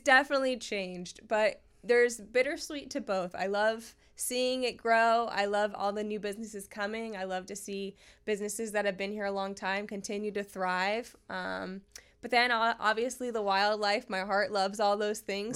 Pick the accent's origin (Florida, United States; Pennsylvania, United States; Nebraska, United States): Florida, United States; North Port; also born or lived in Sarasota, Florida; I was born and raised in Northport